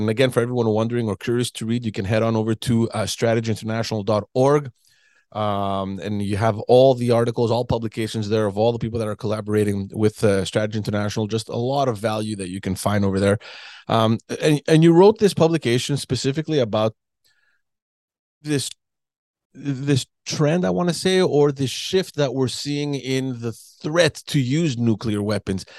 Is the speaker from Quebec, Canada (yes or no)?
yes; Quebec, Canada; from Quebec, from my hometown